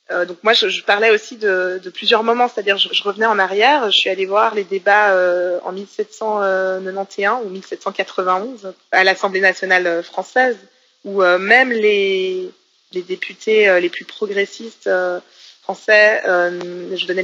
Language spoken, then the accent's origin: French; Haiti; voilà, je viens d'Haïti, et ils sont là, ah, Haïti, c'est un de nos départements